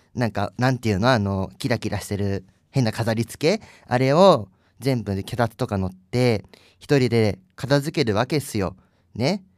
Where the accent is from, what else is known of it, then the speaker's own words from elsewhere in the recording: Kanagawa, Japan; 私神奈川県民